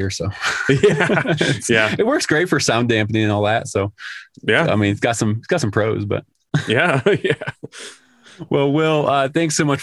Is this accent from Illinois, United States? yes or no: yes; Chicago, Illinois, United States; I grew up in Chicago